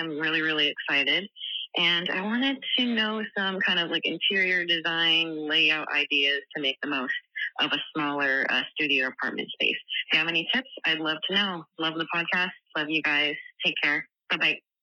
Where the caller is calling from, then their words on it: Bay Area, California, United States; I'm calling from Bay Area, California